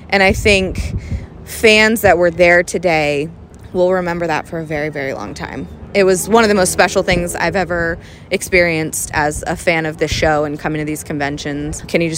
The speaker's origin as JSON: {"language": "English", "town": "Chapel Hill", "region": "North Carolina", "country": "United States", "said": "I'm from Chapel Hill"}